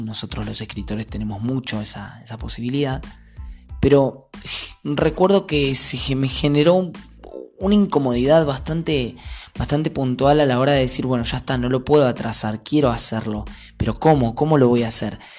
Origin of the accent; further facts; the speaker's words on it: Saavedra, Buenos Aires Province, Argentina; en mi pueblo era raro porque 3.000 habitantes